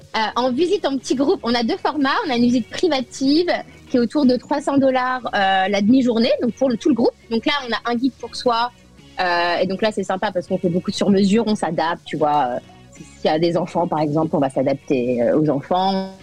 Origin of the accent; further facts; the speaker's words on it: France; moved away as an adult; now in United States; Je suis avant tout française